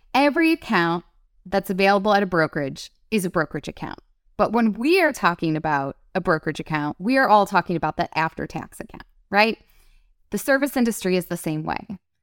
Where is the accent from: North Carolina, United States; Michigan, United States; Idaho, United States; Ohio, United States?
Michigan, United States; Detroit; I grew up in Detroit